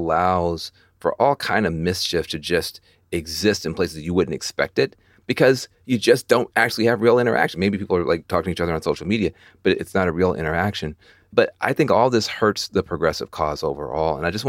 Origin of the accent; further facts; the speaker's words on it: the South, United States; And that just, as a Southerner, that just drives me nuts.